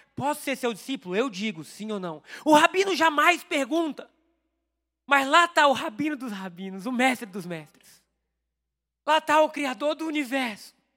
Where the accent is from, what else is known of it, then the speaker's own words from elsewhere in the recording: Brazil; eu sou brasileiro, não sou judeu